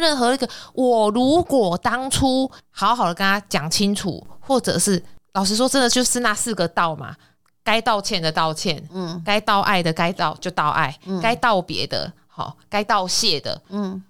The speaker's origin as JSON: {"language": "Chinese", "region": "Kaohsiung", "country": "Taiwan", "tie": "born or raised there", "also_born_or_lived": "northern Taiwan", "moved": "as an adult", "said": "因为我是南部人嘛"}